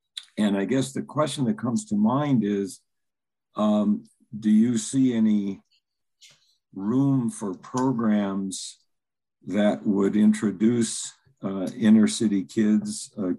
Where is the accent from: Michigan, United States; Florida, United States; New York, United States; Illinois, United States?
Illinois, United States; Chicago; And I was lucky, though I grew up on the South Side. I grew up in Hyde Park and South Shore, where you could get to the beach very, very easily.